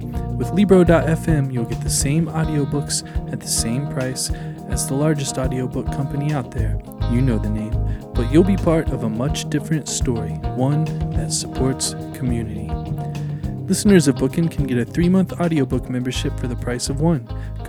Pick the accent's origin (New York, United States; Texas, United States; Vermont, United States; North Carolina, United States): North Carolina, United States; Raleigh; As you may or may not be aware, I come from the South. I moved here from Raleigh, North Carolina, the southeastern United States.